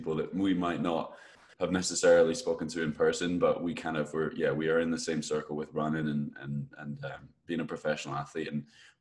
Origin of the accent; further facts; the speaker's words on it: Edinburgh, Scotland, United Kingdom; I'm from Scotland, Edinburgh in Scotland.